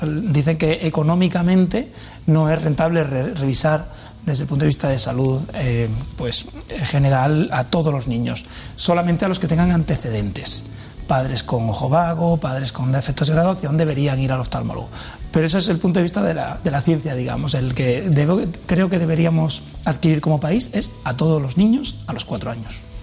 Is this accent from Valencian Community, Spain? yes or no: no; Villanueva de la Serena, Extremadura, Spain; Yo, es mi pueblo